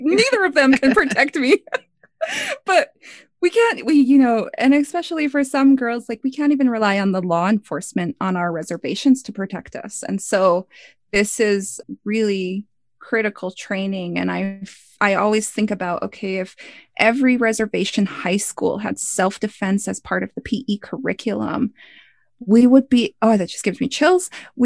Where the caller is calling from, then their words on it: Missoula, Montana, United States; I'm calling from Missoula, Montana right now.